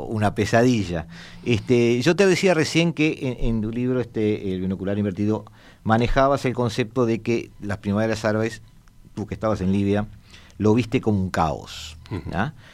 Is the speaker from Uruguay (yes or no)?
yes; Uruguay; yo soy uruguayo